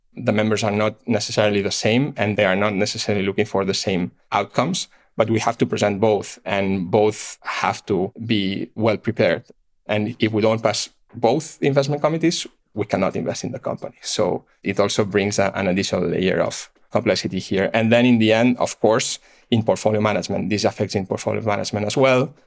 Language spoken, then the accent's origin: English; Barcelona, Catalonia, Spain; moved away as an adult; I'm born and raised in Barcelona.